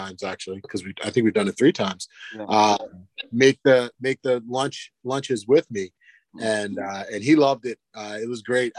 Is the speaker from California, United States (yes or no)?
no; Ocean City, New Jersey, United States; moved away as an adult; now in Lehigh Valley, United States; I grew up in South Jersey, right outside of Ocean City, Atlantic City area, right there, down near the beach